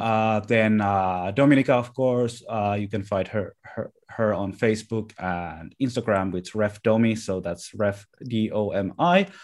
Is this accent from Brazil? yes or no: no; Lahti, Päijät-Häme, Finland; my hometown of Lahti